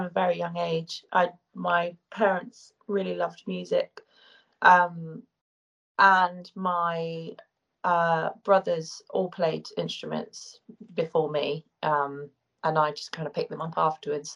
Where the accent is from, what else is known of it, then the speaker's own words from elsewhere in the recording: Cornwall, South West England, United Kingdom; also born or lived in Sussex / Surrey; now in United States; I'm originally from Cornwall. And but then I've been living in kind of Sussex, Surrey area for a long time.